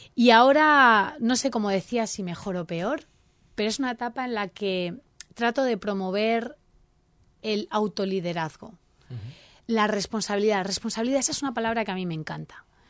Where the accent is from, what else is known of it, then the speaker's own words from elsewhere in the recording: Elche, Valencian Community, Spain; nuestro orgullo ilicitano nos dice que nuestra ciudad es maravillosa